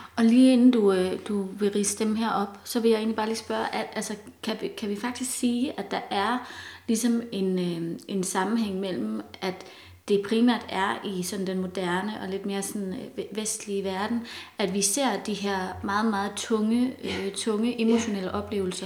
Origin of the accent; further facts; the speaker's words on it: Denmark; som danskere